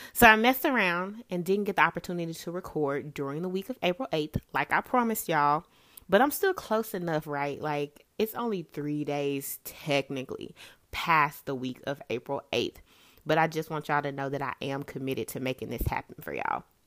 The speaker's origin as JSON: {"language": "English", "town": "Memphis", "region": "Tennessee", "country": "United States", "tie": "born or raised there", "moved": "as an adult", "said": "I was born and raised in Memphis, Tennessee"}